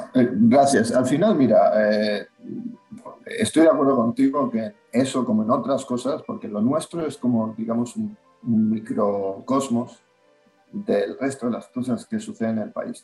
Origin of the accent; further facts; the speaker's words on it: Spain; como ciudadanos españoles